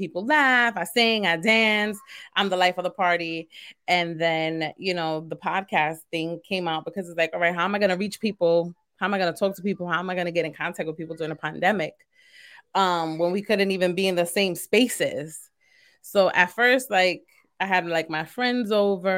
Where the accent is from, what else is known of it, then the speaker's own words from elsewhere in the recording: New York City, New York, United States; also born or lived in Queens, New York; I was born and raised in East New York, and then I currently live in Queens